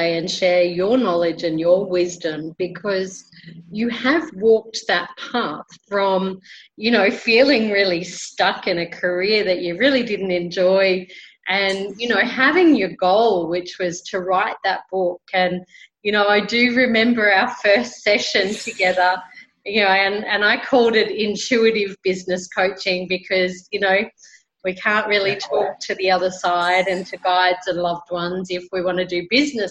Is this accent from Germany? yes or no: no; Brisbane, Queensland, Australia; now in Colombia